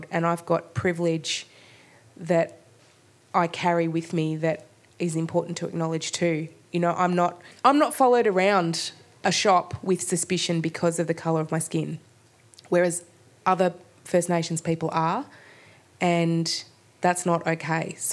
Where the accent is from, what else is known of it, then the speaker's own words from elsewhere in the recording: Port Fairy, Victoria, Australia; also born or lived in Melbourne; I've always lived in Victoria. I was born here in Naam, in Melbourne, and grew up down on Gunditjmara country in Port Fairy.